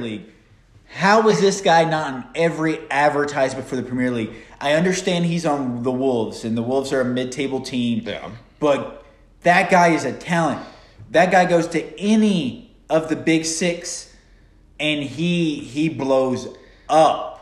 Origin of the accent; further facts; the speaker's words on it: United States; us being Americans